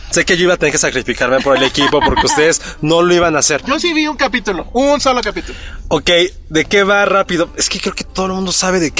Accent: Mexico; yo cuando viajo al extranjero me preguntan por qué soy mexicana si soy güera.

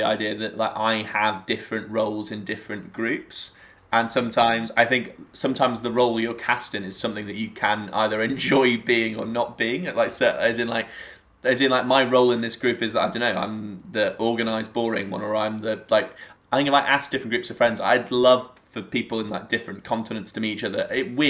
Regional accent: England, United Kingdom; But I'm like an English person who absolutely affects a Scottish lil, because I think it's a lovely accent.

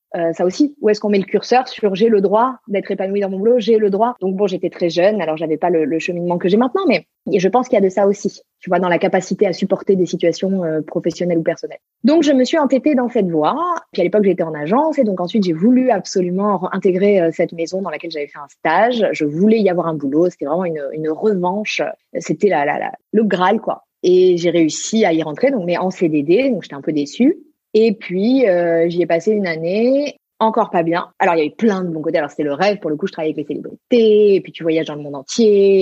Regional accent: Marseille, Provence-Alpes-Côte d'Azur, France; now in Paris, France; je suis marseillaise d'origine

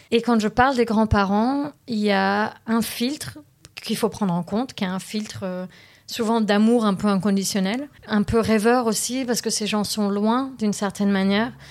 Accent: Paris, Île-de-France, France; born there; also born or lived in London area, United Kingdom; Je suis née à Paris d'un papa qui est libanais et syrien et d'une maman qui est française. Ensuite, on a pas mal vécu euh, près de Londres. Euh, ensuite, je suis revenue en France dans mon adolescence

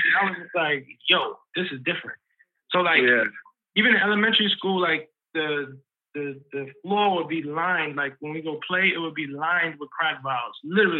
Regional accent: New York City, New York, United States; I really appreciate growing up in Harlem

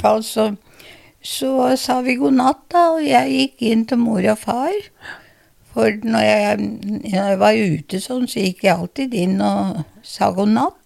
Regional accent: Larvik, Vestfold, Norway; Jeg ble født i Larvik.

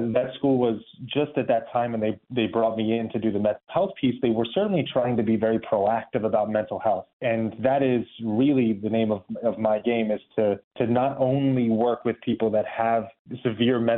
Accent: Baltimore, Maryland, United States; moved away; I'm from Baltimore, Maryland. I was an athlete there, and I guess soccer would have been a big part of my identity growing up

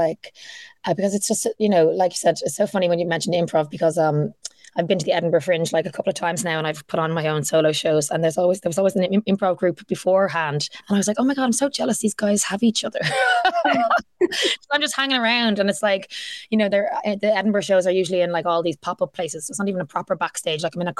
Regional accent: Dublin, Leinster, Ireland; also born or lived in Vancouver, Canada; if you grew up here

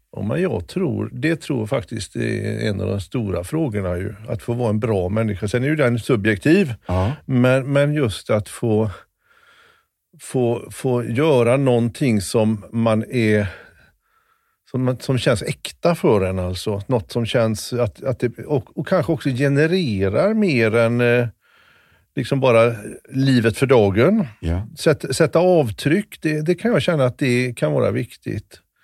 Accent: Kungälv, Västra Götaland, Sweden; Komarken är... Där växte jag upp sen.

